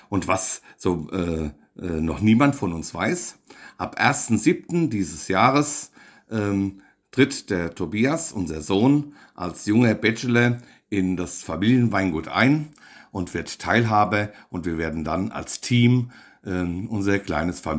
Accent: Bingen am Rhein, Rhineland-Palatinate, Germany; Wir kommen aus Bingen am Rhein.

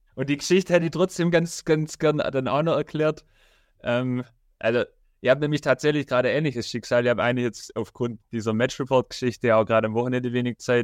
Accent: Rottenburg am Neckar, Baden-Württemberg, Germany; ich komme ja aus Rotterburg

